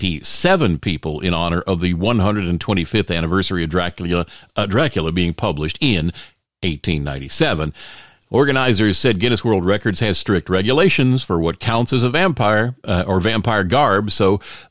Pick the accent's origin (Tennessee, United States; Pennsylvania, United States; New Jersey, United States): New Jersey, United States; I'm from New Jersey. We don't see goats.